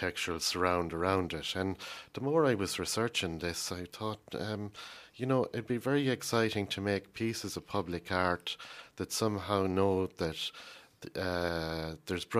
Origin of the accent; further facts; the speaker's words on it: Ireland; I'm an Irishman